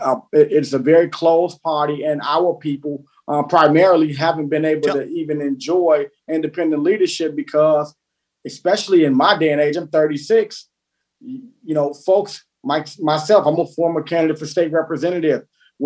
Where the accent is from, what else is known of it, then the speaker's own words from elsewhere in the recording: Chicago, Illinois, United States; I hail from the great South Side of Chicago.